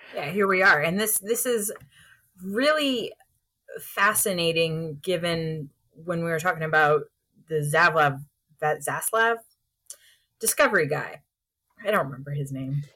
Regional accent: Houston, Texas, United States; my hometown publication

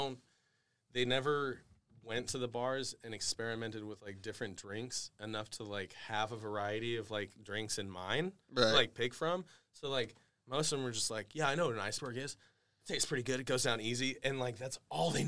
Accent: Trinity County, California, United States; I grew up in Trinity County

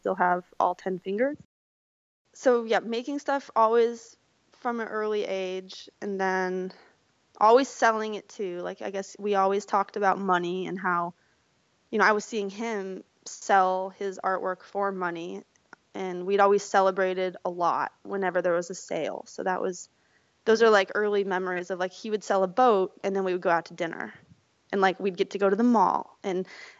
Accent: Missoula, Montana, United States; moved away; I grew up in Missoula, just over the mountains from Bozeman

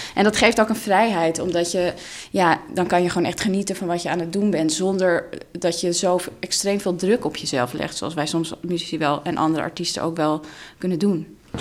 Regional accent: Amsterdam, North Holland, Netherlands; first language Russian; Dutch is a second language; ik ben geboren in Amsterdam en opgegroeid als kind van twee ehm, ja, immigranten eigenlijk.

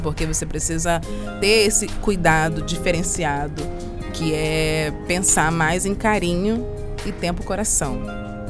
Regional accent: Belo Horizonte, Minas Gerais, Brazil; now in Rio de Janeiro, Brazil; Eu venho do Brasil, eu sou mineira de Belo Horizonte e moro no Rio de Janeiro atualmente

